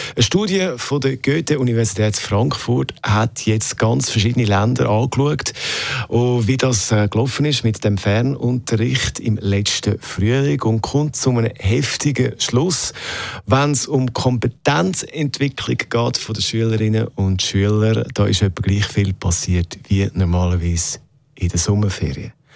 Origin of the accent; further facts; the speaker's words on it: Switzerland; bei uns in der Schweiz